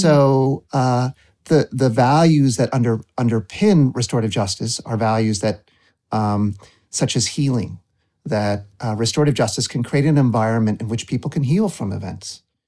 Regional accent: Waterbury Center, Vermont, United States; I was growing up in Waterbury Center

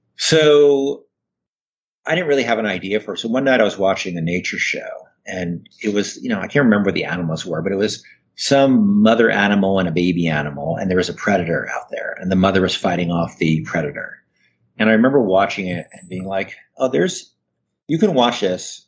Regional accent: northern New Jersey, United States; also born or lived in New York City, United States; I was born in New York, and I grew up in northern New Jersey, which is not very far from New York.

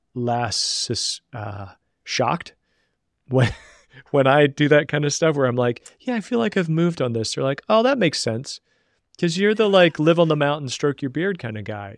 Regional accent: Southern West Virginia, United States; I grew up in Southern West Virginia

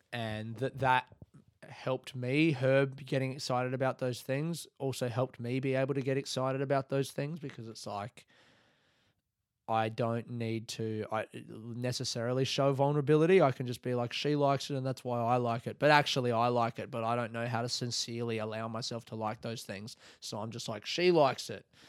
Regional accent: Australia; now in Melbourne, Australia

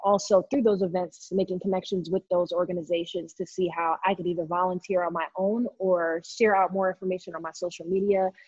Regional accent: New York City, New York, United States; moved away as an adult; now in North Carolina, United States; I am originally from New York City. I was born in Queens

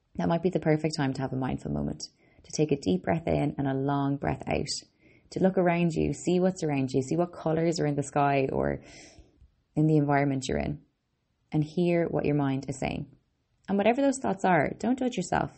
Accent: Ireland; also born or lived in Boston, United States; I'm an Irish girl, Boston born

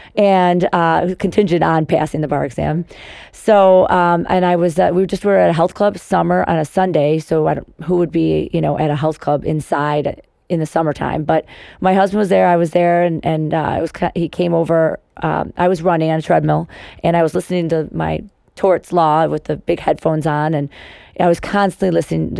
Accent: Cary, Illinois, United States; also born or lived in Chicago; I grew up in Cary

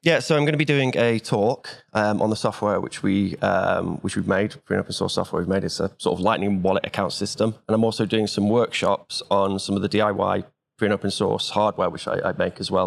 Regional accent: Wales, United Kingdom; I'm from Wales

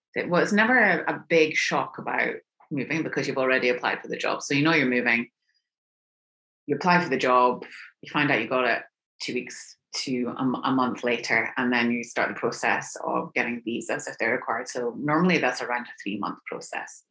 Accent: United Kingdom; moved away as an adult; now in Houston, United States; I am British

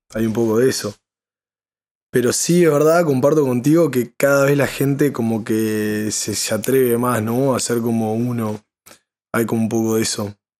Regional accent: Uruguay; todos salimos de, Uruguay

